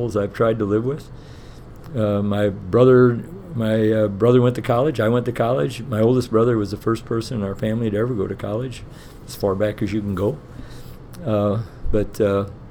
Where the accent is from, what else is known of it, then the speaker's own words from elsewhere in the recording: Missouri, United States; moved away as an adult; now in Dunwoody, United States; I'm from Missouri originally. I'm from a small town